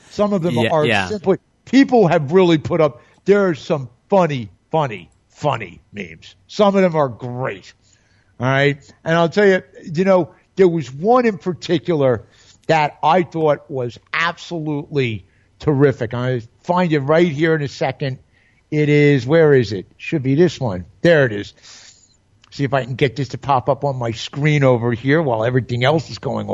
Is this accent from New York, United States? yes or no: yes; New York, United States; moved away; I'm a New Yorker